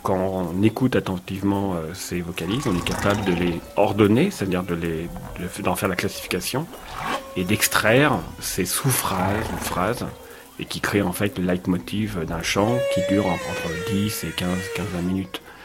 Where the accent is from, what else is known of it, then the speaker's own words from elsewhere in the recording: Paris, Île-de-France, France; je suis parisien